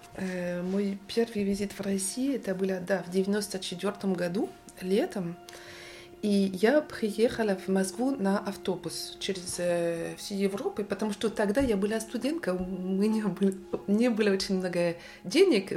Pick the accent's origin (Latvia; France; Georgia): France; Rennes, Brittany; Russian is a second language; moved away as an adult; now in Paris, France; я родилась в Варен. Это город, столица э, Британия